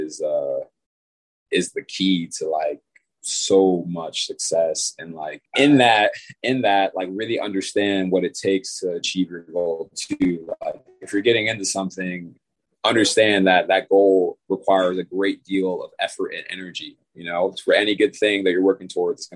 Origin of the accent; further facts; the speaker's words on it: Bridgeport, Connecticut, United States; I'm from Bridgeport, Connecticut.